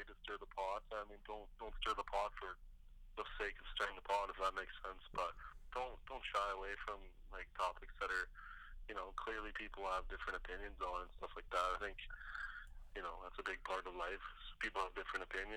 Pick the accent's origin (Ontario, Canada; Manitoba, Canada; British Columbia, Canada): British Columbia, Canada; Prince George; moved away; I'm originally from Prince George, British Columbia